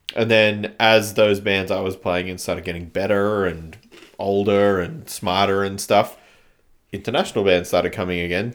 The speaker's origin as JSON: {"language": "English", "town": "Canberra", "region": "Australian Capital Territory", "country": "Australia", "tie": "born or raised there", "also_born_or_lived": "China", "said": "growing up in Canberra, it's, like, quite small."}